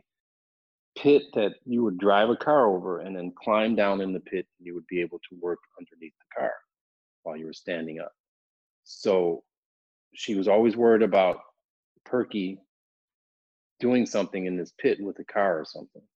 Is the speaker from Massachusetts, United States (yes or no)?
no; Evanston, Illinois, United States; So we ended up in Evanston. I grew up on Sherman and Crane in the big house on the corner